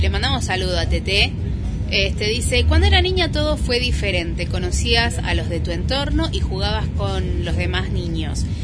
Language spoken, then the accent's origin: Spanish; Mar del Plata, Buenos Aires Province, Argentina; also born or lived in Parque Camet, Mar del Plata; yo soy de Polonia y Vertis, porque mi esencia está ahí. Este, más allá de que hace mil años que vivo en Parque Camet